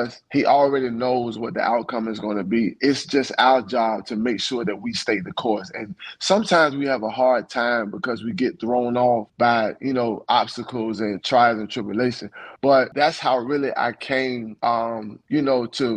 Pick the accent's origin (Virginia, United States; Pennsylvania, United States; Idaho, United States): Virginia, United States; Franklin; I was born and raised in Franklin, small country town called Franklin, Virginia, where everyone knows everyone